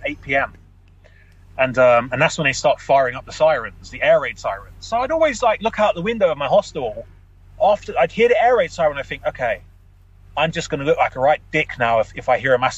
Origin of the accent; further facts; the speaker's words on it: London, United Kingdom; I grew up in London